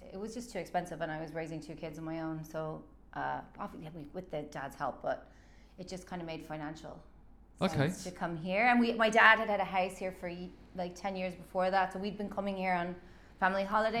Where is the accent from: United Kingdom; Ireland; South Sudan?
Ireland; Cork, Munster; I'm from Ireland.